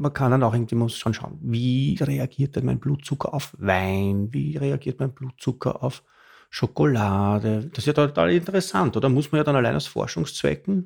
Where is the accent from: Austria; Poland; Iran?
Austria; ich als Österreicher